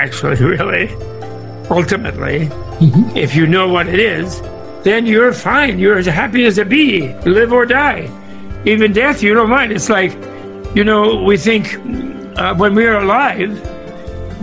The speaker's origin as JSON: {"language": "English", "region": "New York", "country": "United States", "tie": "born or raised there", "said": "I grew up in New York, not in California"}